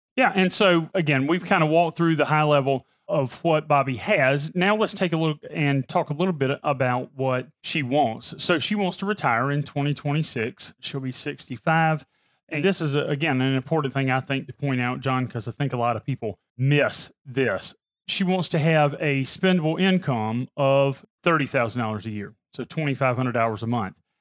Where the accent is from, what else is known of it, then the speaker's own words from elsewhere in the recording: Pamplico, South Carolina, United States; I'm from Pamplico, South Carolina. So anything's a big city to me